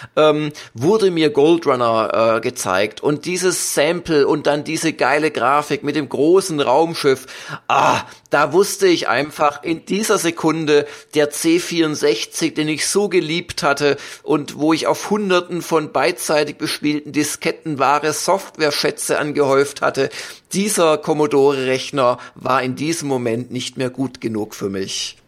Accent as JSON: {"language": "German", "region": "Swabia", "country": "Germany", "said": "als Schwabe"}